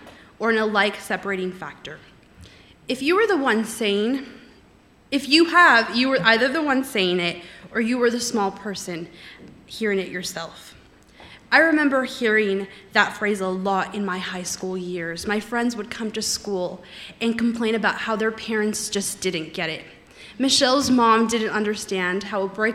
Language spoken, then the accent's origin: English; Los Angeles, California, United States; moved away; I grew up in the San Fernando Valley, so not too far away from here, and so it is wonderful being back home for a little bit